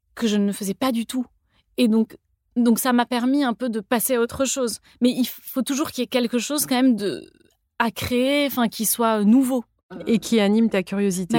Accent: Toulouse, Occitania, France; moved away as an adult; also born or lived in Paris; j'ai grandi à Toulouse

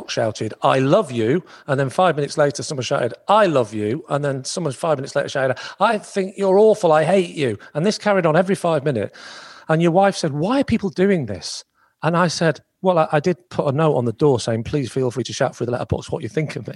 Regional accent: Southport, North West England, United Kingdom; My hometown is Southport

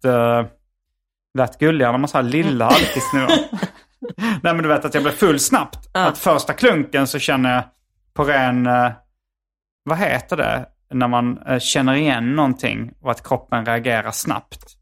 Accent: Hjärup, Skåne, Sweden; Hjärup där jag växte upp

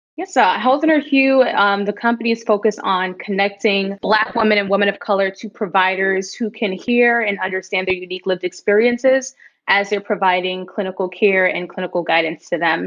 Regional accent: New York City, New York, United States; also born or lived in Bahamas / Washington, D.C.; I was born in the Bahamas, but moved to the United States when I was eight months old. So I'm pretty much American and grew up in New York my entire life. I grew up in the Bronx mostly

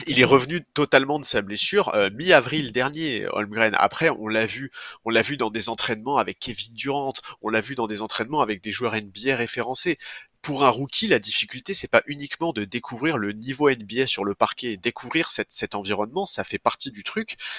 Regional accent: France; en tant que Français

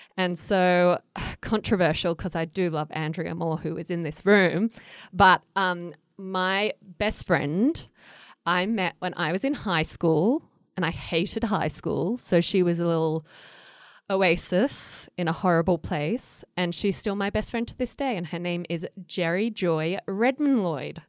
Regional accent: Australia; moved away as an adult; also born or lived in United States; I grew up in Australia where it gets so hot.

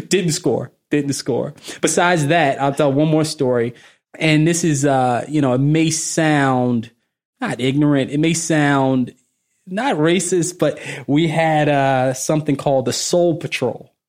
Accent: Baltimore, Maryland, United States; moved away; I'm originally from Baltimore

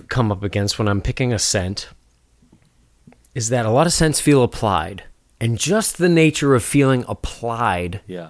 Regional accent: Northeast, United States; I grew up in the Northeast.

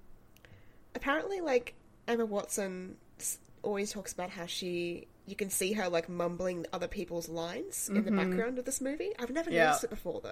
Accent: Australia; as an Australian

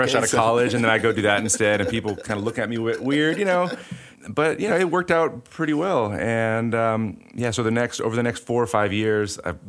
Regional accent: Houston, Texas, United States; I grew up in Houston or just outside of Houston in the burbs.

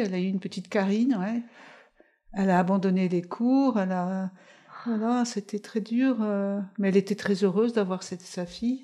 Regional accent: Paris, Île-de-France, France; moved away; also born or lived in Levallois-Perret / Italy; on habitait à Levallois avant et quand on a déménagé Beauvoir de la Bastille, pendant quelques mois, je suis allée là. Après, je suis allée sur l'île Saint-Louis

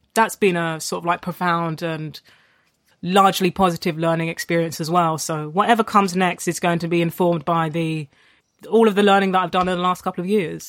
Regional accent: London, United Kingdom; I grew up in Tottenham I went to school in Haringey

